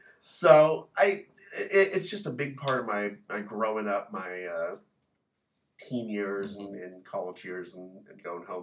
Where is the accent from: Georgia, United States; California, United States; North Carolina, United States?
California, United States; Central Valley; growing up in the Central Valley near the mighty Kings River.